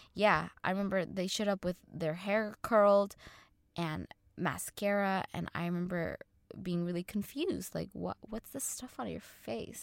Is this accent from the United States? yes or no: yes; Orange County, California, United States; growing up in Orange County